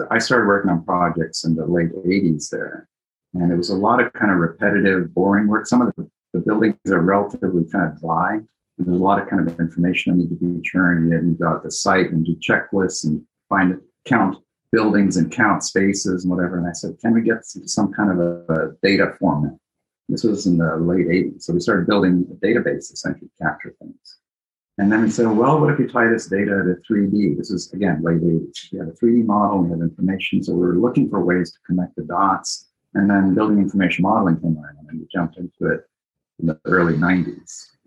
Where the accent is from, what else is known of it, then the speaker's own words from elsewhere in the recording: Japan; also born or lived in Greece / Italy; I grew up in, I was born in Greece. I grew up in Japan and Italy, so all over the place.